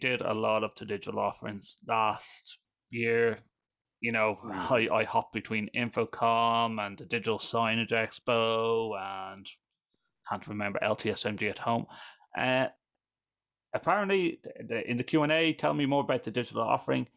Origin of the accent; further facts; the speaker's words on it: Ireland; I'm Irish. I'm Irish